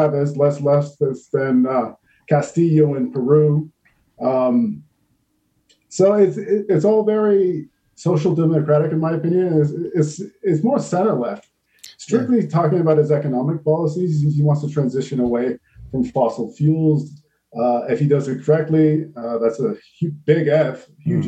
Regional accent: Canada; moved away; my home country of Canada

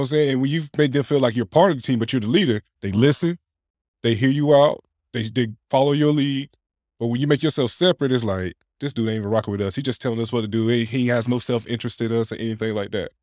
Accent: Clayton, North Carolina, United States; also born or lived in Wilson, North Carolina; I'm not from Johnson County originally, but I went to high school in Johnson County

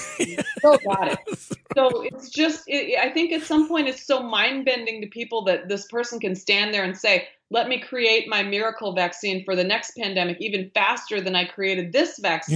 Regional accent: rural Minnesota, United States; now in near New York City, United States; I grew up in Minnesota, rural Minnesota, middle of this country, in a, um, a town of five thousand people

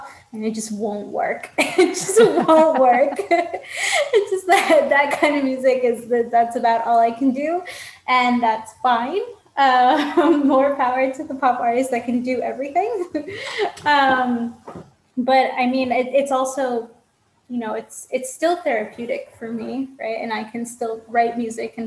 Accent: New York, United States; now in Florida, United States; I grew up in New York and I spent a lot of time in New York

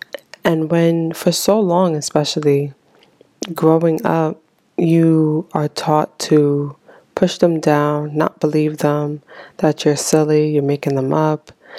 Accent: Haiti; born there; You know, especially immigrant parents, you know, me especially, because I was born in Haiti.

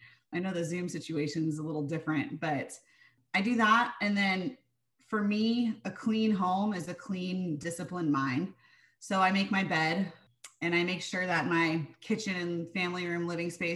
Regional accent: San Diego, California, United States; growing up in San Diego

